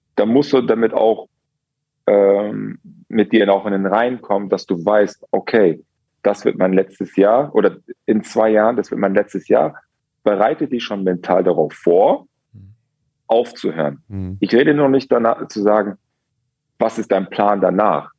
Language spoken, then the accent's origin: German; Germany; und dann bist du als Deutscher